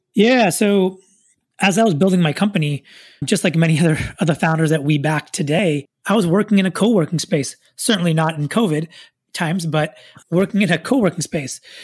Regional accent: Silicon Valley, Bay Area, California, United States; I was born and raised here in Silicon Valley, son of immigrants, grew up throughout my childhood here in the Bay Area

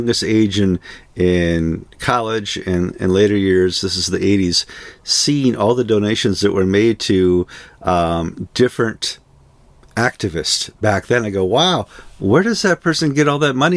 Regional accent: Florida, United States; especially in Florida, my home state

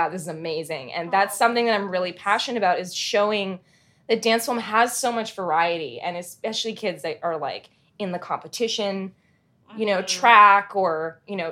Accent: Canada; moved away; also born or lived in Vancouver

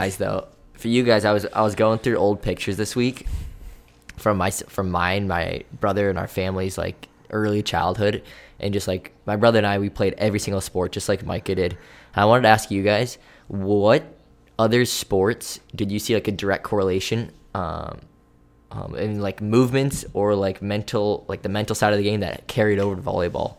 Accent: New York, United States; growing up in New York

